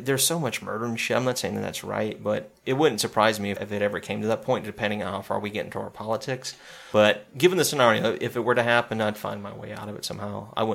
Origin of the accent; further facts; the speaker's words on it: the South, United States; growing up in the South